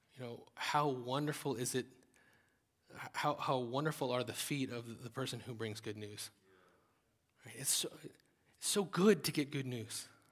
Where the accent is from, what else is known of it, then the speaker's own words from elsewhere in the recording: United States; as Americans